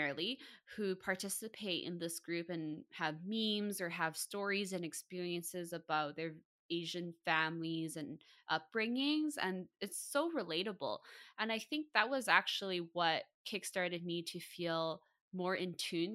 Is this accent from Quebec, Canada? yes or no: no; Vancouver, British Columbia, Canada; born and raised in Vancouver